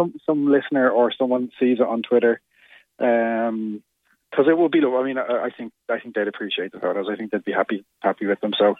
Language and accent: English; County Wicklow, Ireland; I'm originally from Wicklow, so I went down for the long weekend.